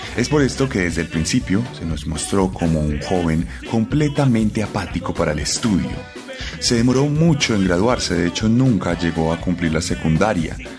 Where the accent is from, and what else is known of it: Colombia